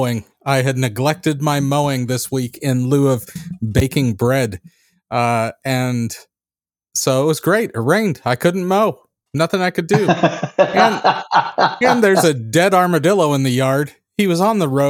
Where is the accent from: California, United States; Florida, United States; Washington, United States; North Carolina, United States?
California, United States; Central Coast; now in Tennessee, United States; growing up on the Central Coast